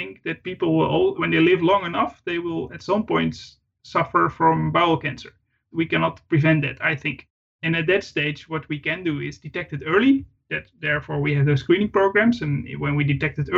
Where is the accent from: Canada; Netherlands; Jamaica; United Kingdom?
Netherlands; I was raised, brought up in quite a rural part of the Netherlands.